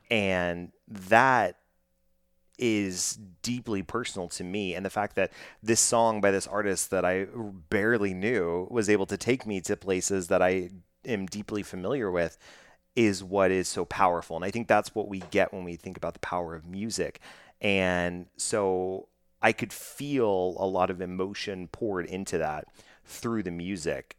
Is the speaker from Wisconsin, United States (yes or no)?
no; Texas, United States; I'm born and bred in Texas and have traveled many places, but have only lived in Texas